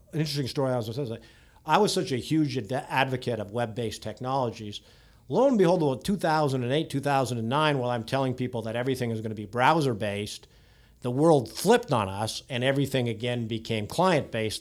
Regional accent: just outside Toronto, Ontario, Canada; moved away as an adult; now in Silicon Valley, United States; born and raised out, just outside, uh, uh, Toronto

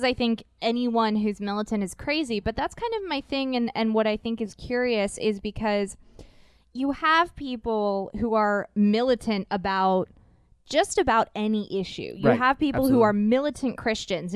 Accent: United States; also born or lived in Japan; here in America

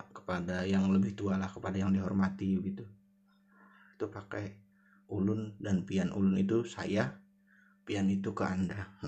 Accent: South Kalimantan, Indonesia; terutama yang saya rasakan sebagai orang Banjar

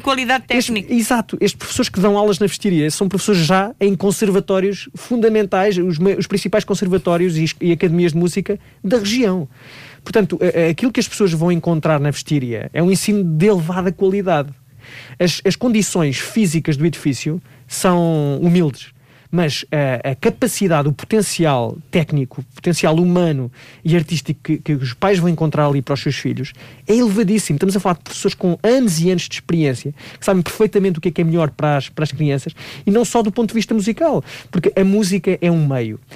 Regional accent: Leiria, Leiria District, Portugal; em Leiria, por acaso vai ser na minha terra

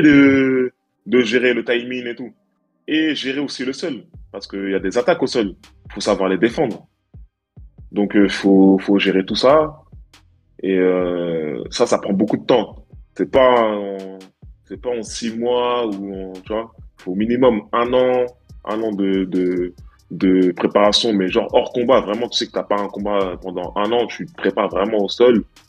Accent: Stains, Île-de-France, France; j'ai grandi à Stein, mmh. tu vois, dans, dans la cité qui s'appelle le Clos Saint-Lazare. Mmh. En 93

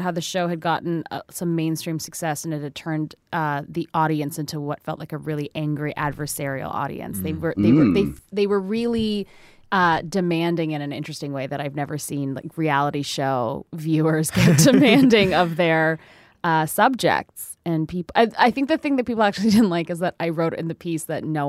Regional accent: Canada; I'm Canadian

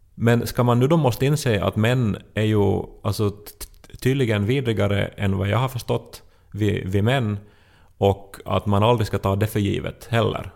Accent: Esse, Ostrobothnia, Finland; moved away as an adult; also born or lived in Turku; i Österbotten, alltså hemma i Esse

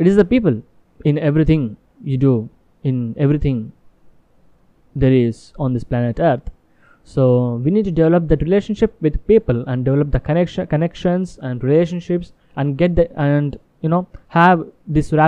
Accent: India; English is a second language; I am from India but my business in US

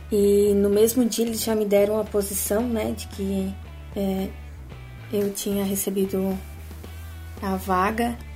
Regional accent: Blumenau, Santa Catarina, Brazil; now in Balneário Camboriú, Brazil; Então, eu sou de Blumenau, Santa Catarina. Eu me formei lá mesmo, numa faculdade particular, a FAMEBLU, e atualmente eu moro em Balneário Camboriú e trabalho aqui mesmo.

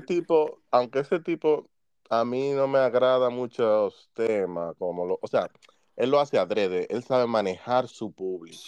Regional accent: Dominican Republic; now in United States; de donde yo vengo, siendo dominicano, sabemos dónde venimos, un país que nos juzga por eso

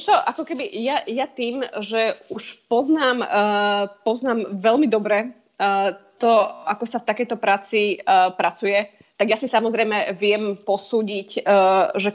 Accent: Slovakia; moved away as an adult; ja som samozrejme prišla zo Slovenska a teda pre mňa vidieť e, ľudí na ulici so zbraniami

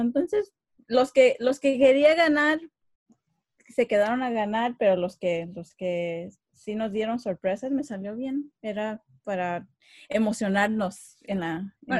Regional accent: Los Angeles, California, United States; yo nací en Estados Unidos, eh, nací en Los Ángeles

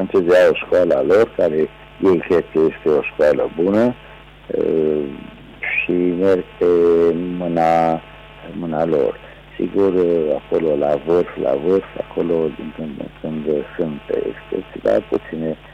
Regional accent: Târnăveni, Mureș County, Romania; am plecat din Târnăven la Târgu Mureș, orașul unde locuiesc și astăzi. Am buletin românesc

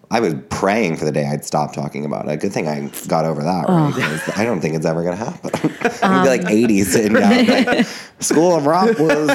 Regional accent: New Jersey, United States; now in New York, United States; I'm from New Jersey originally, which I try and not mention that often, but I like live in New York.

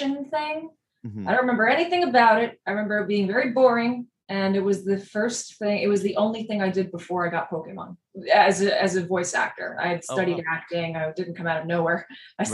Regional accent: New York City, New York, United States; I grew up in Forest Hills, Queens, in New York City

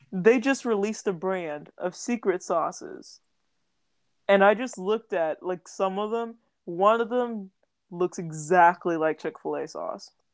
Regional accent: Texas, United States; born and raised in Texas

